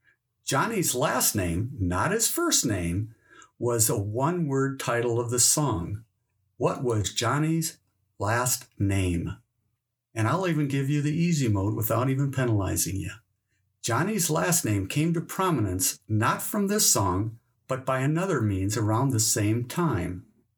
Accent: North Dakota, United States; he's from my home state of North Dakota.

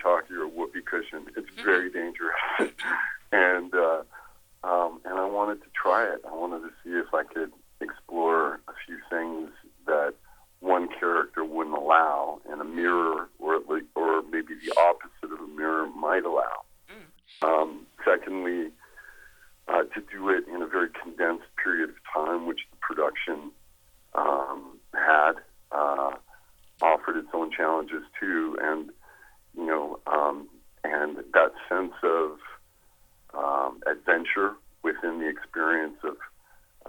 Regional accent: Canada; I'm originally from Canada

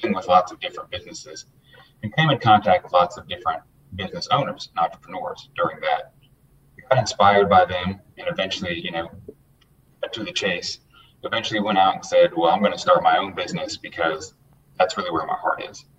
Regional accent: Atlanta, Georgia, United States; I'm born and raised Atlanta, Georgia. I was born at Northside Hospital. So one of the few native Atlantans

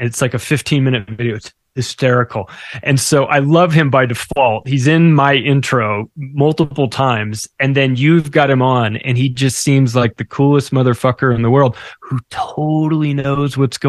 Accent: Canada; Thank God I'm a Canadian.

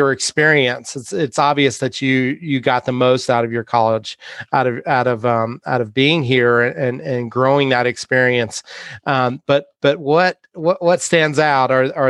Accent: North Carolina, United States; moved away; being a North Carolinian

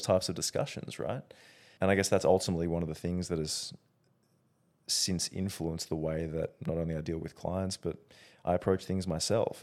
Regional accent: Australia; being Australian

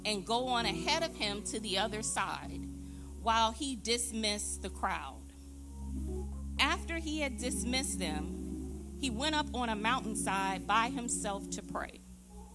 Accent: Florida, United States; moved away as an adult; also born or lived in South Philadelphia; now in Philadelphia, United States; I am from Florida

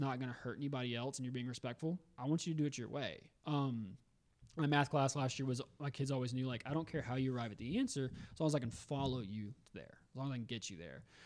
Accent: Augusta, Georgia, United States; also born or lived in Memphis; now in Greenville, United States; I'm from Augusta, Georgia originally

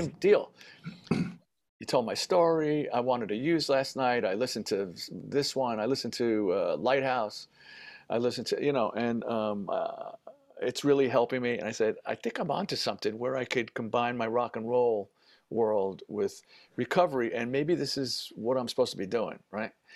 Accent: New York City, New York, United States; I grew up in the Bronx.

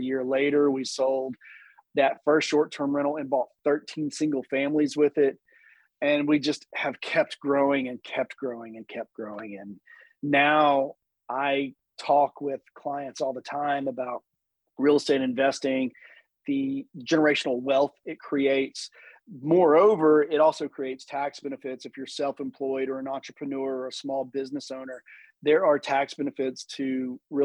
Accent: Chattanooga, Tennessee, United States; also born or lived in Birmingham, Alabama / Washington, District of Columbia, United States; I'm from Chattanooga, Tennessee.

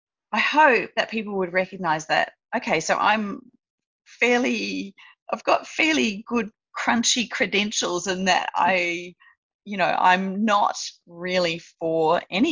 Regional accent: Australia; as an Australian

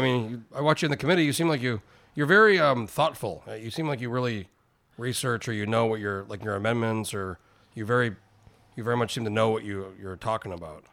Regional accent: New Mexico, United States; moved away as an adult; now in Alaska, United States; I grew up in New Mexico. I went to the University of New Mexico for a year before I moved to Alaska when I was nineteen

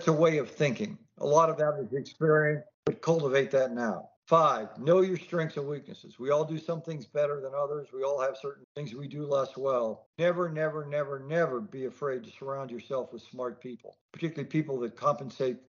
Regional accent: the American Southwest, United States; also born or lived in Texas; I grew up in the Southwest.

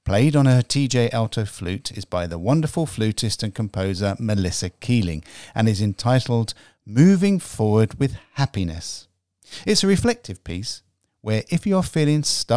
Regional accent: England, United Kingdom; I'm English

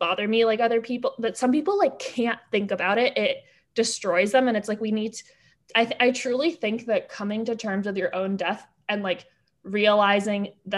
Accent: France; moved away; I grew up in France

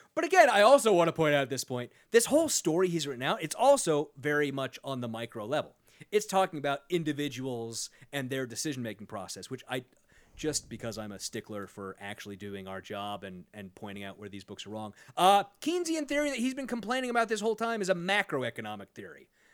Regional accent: Sacramento, California, United States; I am from Sacramento

